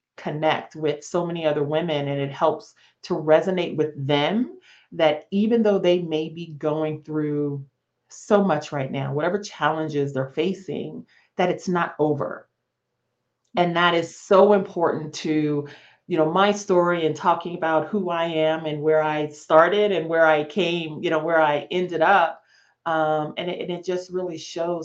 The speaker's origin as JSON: {"language": "English", "town": "Las Vegas", "region": "Nevada", "country": "United States", "tie": "born or raised there", "moved": "as an adult", "said": "I grew up in Las Vegas, Nevada"}